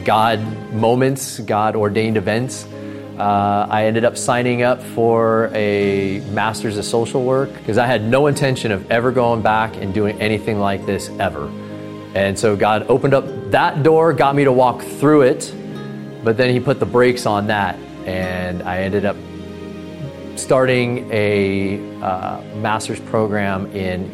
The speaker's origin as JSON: {"language": "English", "town": "Lodi", "region": "California", "country": "United States", "tie": "born or raised there", "said": "Born and raised in Lodi, California, 6 generations"}